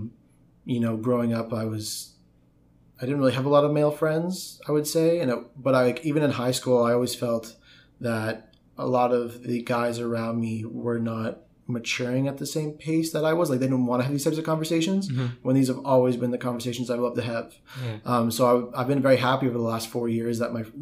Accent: Canada; I'm from Canada.

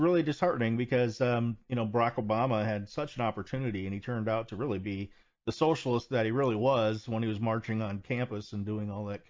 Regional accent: near Richland Center, Wisconsin, United States; now in Green Bay, United States; That's right around my hometown area. I live in Green Bay now

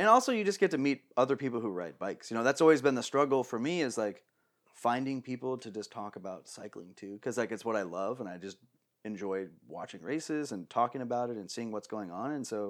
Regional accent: Phoenix, Arizona, United States; We're from Phoenix, you know, in Arizona.

